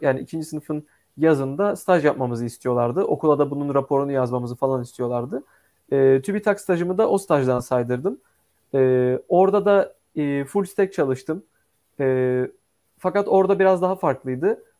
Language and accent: Turkish; Istanbul, Turkey; also born or lived in Ankara; İstanbul'da e, doğup büyüdüm.